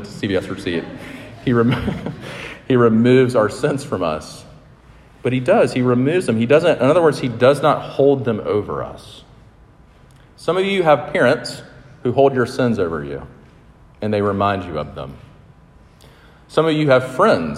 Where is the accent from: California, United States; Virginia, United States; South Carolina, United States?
South Carolina, United States; Sumter; I grew up in Sumter, South Carolina